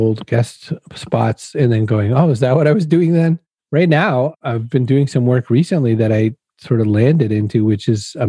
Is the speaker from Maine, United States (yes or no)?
yes; Maine, United States; now in Massachusetts, United States; I was a kid growing up in Maine.